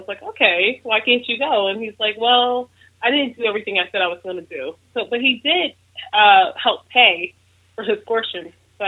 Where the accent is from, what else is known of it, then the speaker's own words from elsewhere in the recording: Philadelphia, Pennsylvania, United States; I'm actually from Philly